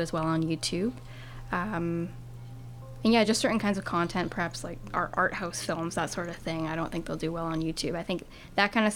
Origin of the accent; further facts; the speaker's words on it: Canada; a Canadian filmmaker